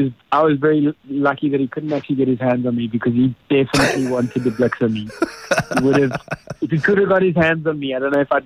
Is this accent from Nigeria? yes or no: no; South Africa; It was my duty as a South African to get him.